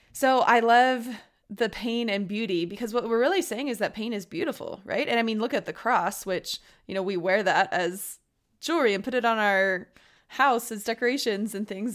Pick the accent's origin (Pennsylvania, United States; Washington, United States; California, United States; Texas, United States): Texas, United States; Austin; and I grew up in Austin